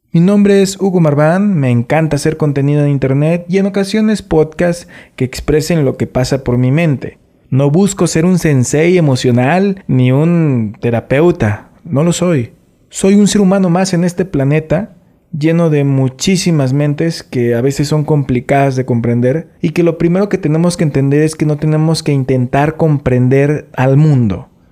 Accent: Mexico; Nosotros como mexicanos

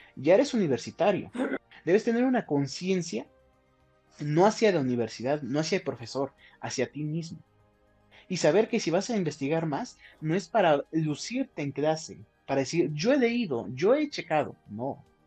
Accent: Huauchinango, Puebla, Mexico; moved away as an adult; now in Cuautlancingo, Mexico; Yo soy de Huachinango, de la Sierra Norte de Puebla, pero estoy viviendo en la capital

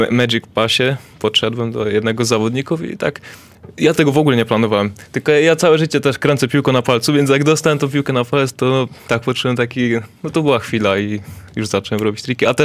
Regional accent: Zubrzyca Dolna, Lesser Poland, Poland; Bo to e, też Zubrzyca Dolna.

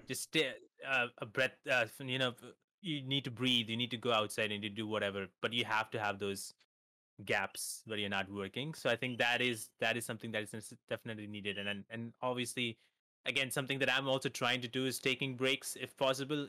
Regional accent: India; I'm from India

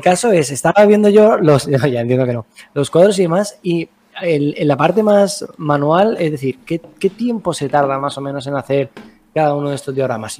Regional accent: Alicante, Valencian Community, Spain; nosotros, por ejemplo, somos de Alicantes

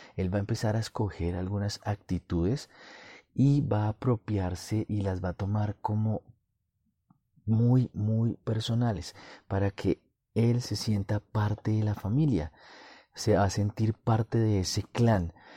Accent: Colombia; en mi país, Colombia

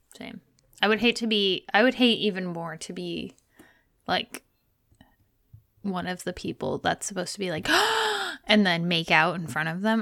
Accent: Texas, United States; moved away; also born or lived in Indiana

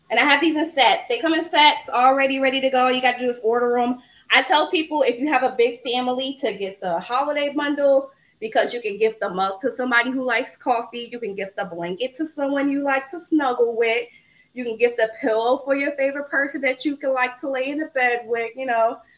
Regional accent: Providence, Rhode Island, United States; now in Dallas, United States; And I moved here from Atlanta, Georgia. And but I grew up in Providence, Rhode Island.

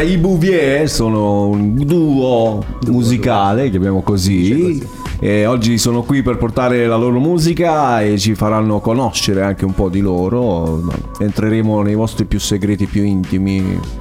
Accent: Altamura, Apulia, Italy; io vengo da Altamura

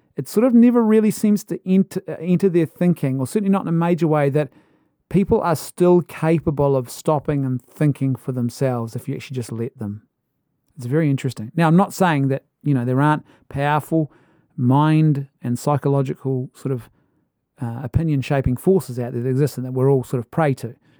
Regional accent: New Zealand; as a Kiwi

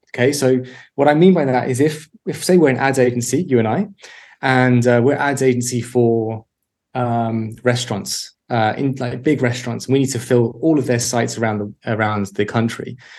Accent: London, United Kingdom; moved away as an adult; also born or lived in Birmingham / East Finchley; I grew up in North London uh, in a small place called Mill Hill, and then when I was 18, left to go to Birmingham for uni and never left the Midlands.

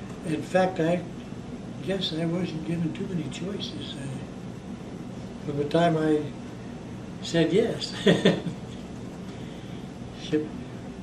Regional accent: Macoupin County, Illinois, United States; also born or lived in Sangamon County, Illinois; I was born in Illinois, in Macoupin County, actually on a farm north of between Modesto and Waverly, Illinois

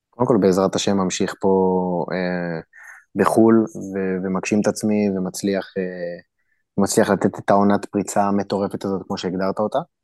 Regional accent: Israel; moved away as an adult; also born or lived in Turkey; now in Ukraine; אנחנו באים ממדינה כמו ישראל

